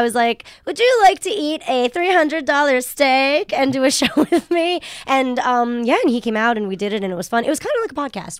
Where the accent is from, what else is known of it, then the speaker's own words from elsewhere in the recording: New Jersey, United States; also born or lived in Japan; Well, I wasn't born there. I was born in Japan, but I grew up in New Jersey.